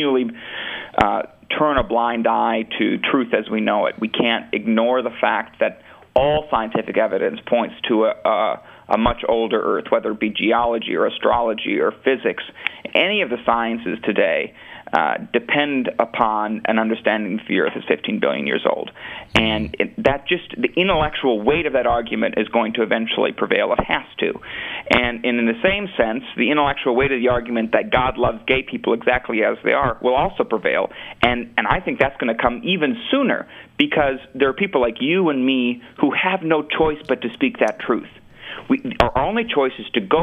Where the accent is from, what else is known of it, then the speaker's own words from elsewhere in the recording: Minnesota, United States; I'm from Minnesota